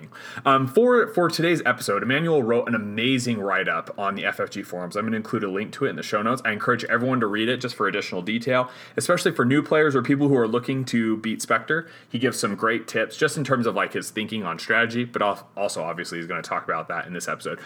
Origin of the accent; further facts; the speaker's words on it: Hoytsville, Utah, United States; I'm a hick from Hoytsville